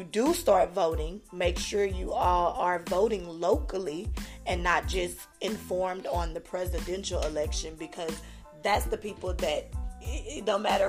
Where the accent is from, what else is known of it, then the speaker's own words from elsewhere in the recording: California, United States; moved away; Growing up in California, I did not know about Juneteenth